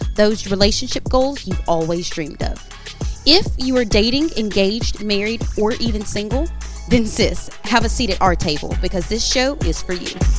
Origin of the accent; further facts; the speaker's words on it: South Mississippi, United States; I'm from South Mississippi